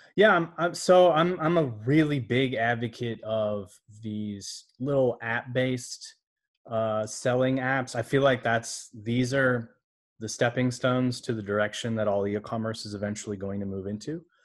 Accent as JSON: {"language": "English", "region": "Alabama", "country": "United States", "tie": "born or raised there", "also_born_or_lived": "Orlando, Florida / Taiwan", "moved": "yes", "said": "I was born in Orlando, Florida, grew up in Alabama."}